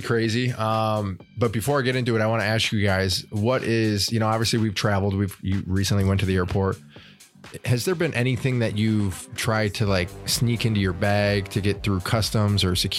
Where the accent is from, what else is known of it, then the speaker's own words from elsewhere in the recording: Michigan, United States; 20 minutes from where I grew up in Michigan